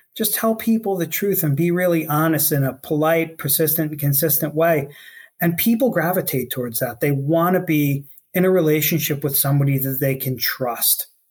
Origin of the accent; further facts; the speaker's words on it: New York City, New York, United States; I grew up on Staten Island in New York City